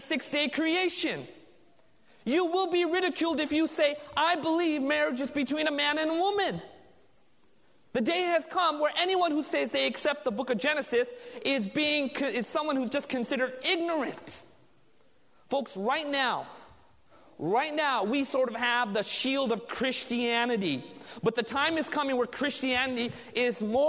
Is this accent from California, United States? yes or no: yes; Southern California, United States; I was raised in Southern California